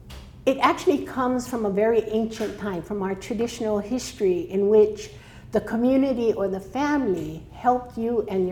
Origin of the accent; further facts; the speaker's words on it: Honolulu, Hawaii, United States; now in Maui, United States; I was actually born in Honolulu in Waikiki.